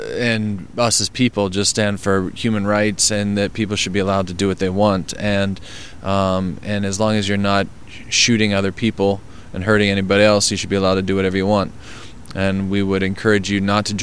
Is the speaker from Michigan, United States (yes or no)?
no; Pittsburgh, Pennsylvania, United States